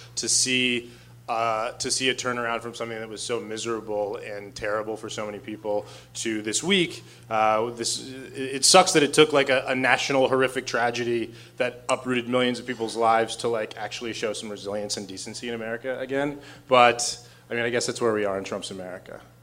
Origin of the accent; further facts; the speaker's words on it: Arizona, United States; I'm from Arizona